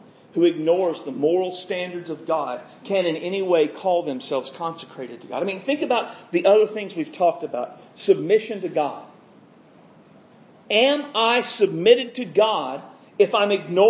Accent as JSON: {"language": "English", "country": "United States", "said": "my being an American"}